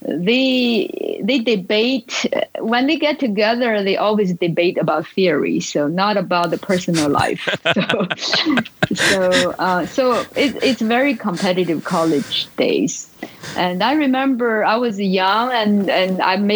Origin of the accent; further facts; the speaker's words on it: Shandong, China; moved away; So I was born in China. Shandong province is northern China.